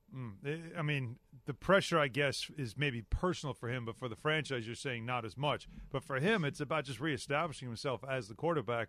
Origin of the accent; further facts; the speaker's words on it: Long Island, New York, United States; I grew up on Long Island, the ocean right there